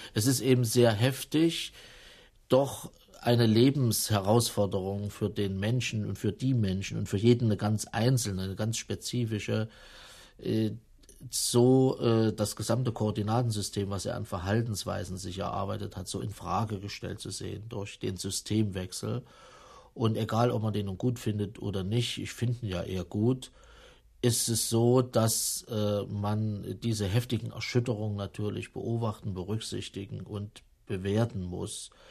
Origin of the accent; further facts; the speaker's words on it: Jena, Thuringia, Germany; moved away as an adult; also born or lived in East Berlin; Ich bin in Thüringen geboren, in, in einer kleineren Stadt, Jena